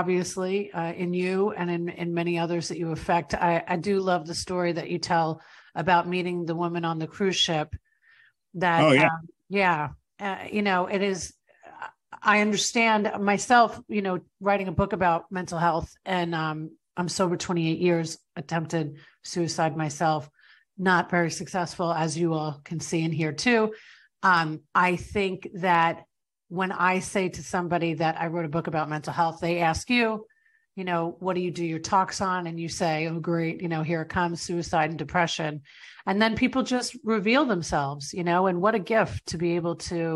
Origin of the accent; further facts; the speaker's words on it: New York, United States; born and raised in New York, and my family is from Ireland